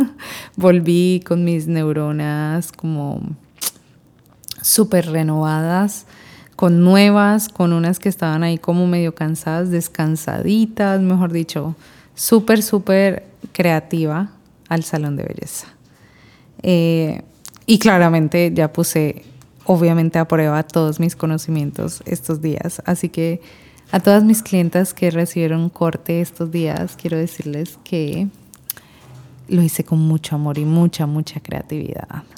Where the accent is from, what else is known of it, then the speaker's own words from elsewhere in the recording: Colombia; moved away as an adult; now in Panama; Yo soy colombiana, pero vivo desde hace seis años en Panamá